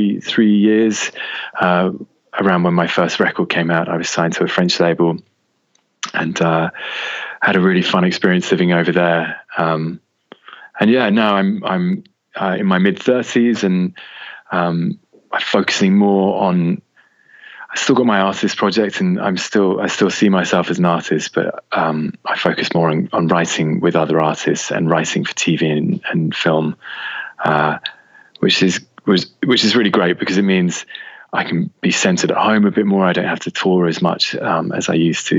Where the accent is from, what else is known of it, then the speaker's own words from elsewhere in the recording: Oxford, South East England, United Kingdom; also born or lived in France; now in England; So I grew up in Oxford, which is about an hour away from London